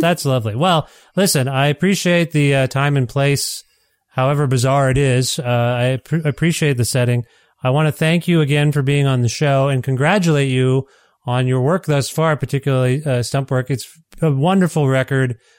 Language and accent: English; Canada; I'm a Canadian.